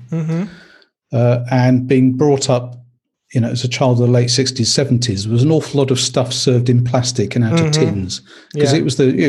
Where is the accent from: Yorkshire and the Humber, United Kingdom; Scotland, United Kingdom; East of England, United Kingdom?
Yorkshire and the Humber, United Kingdom; Leeds; also born or lived in Kent; So I was brought up in Leeds in Yorkshire.